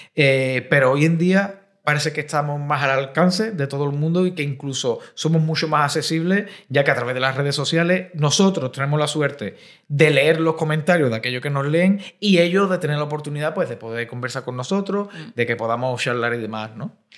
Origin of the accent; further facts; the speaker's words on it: Cádiz, Andalusia, Spain; now in Madrid, Spain; yo vengo de Cádiz, que es una ciudad un poco más pequeña, y ahora estoy aquí en una gran urbe, en Madrid